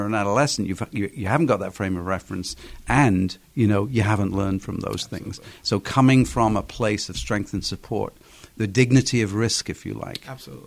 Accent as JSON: {"language": "English", "region": "England", "country": "United Kingdom", "moved": "yes", "lives_now": "United States", "said": "my home country in England"}